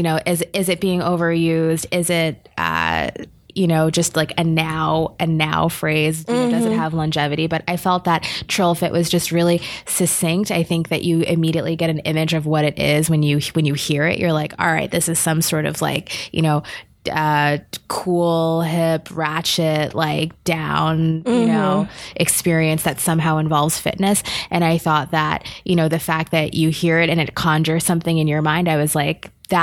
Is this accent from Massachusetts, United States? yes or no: no; New York City, New York, United States; also born or lived in Jamaica (ancestry); now in Boston, United States; I'm from New York. I'm from the Bronx